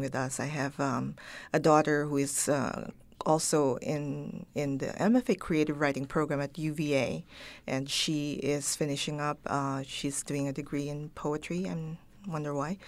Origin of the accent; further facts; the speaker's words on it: Baguio, Cordillera Administrative Region, Philippines; first language Ilocano, Tagalog and English; moved away; I learned Ilocano, which is wh-, what we speak up north in Baguio.